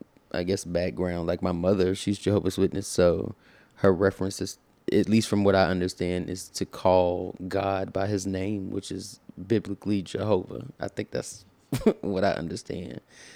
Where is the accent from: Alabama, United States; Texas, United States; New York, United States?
Alabama, United States; also born or lived in Florida; Growing up in Alabama and then South Florida, and to your point, you know, knowing nothing outside of maybe church or choir rehearsal